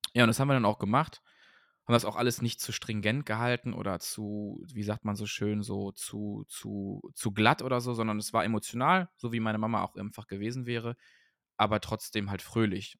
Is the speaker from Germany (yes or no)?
yes; Cologne, North Rhine-Westphalia, Germany; Köln, also meine Geburtsstadt